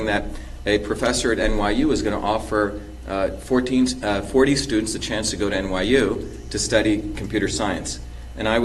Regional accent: India; also born or lived in Mumbai, India; now in Boston, United States; I was born in Bombay, India

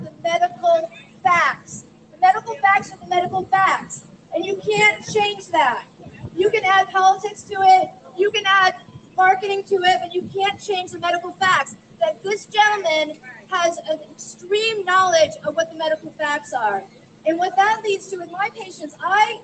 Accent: Maine, United States; I'm from Maine

